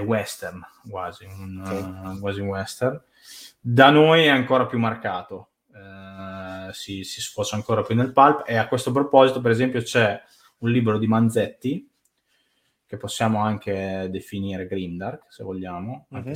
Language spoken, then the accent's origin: Italian; Italy